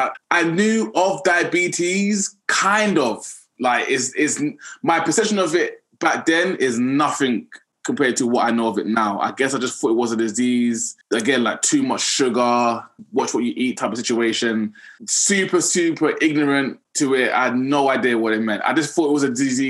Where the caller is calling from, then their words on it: London, United Kingdom; London, England.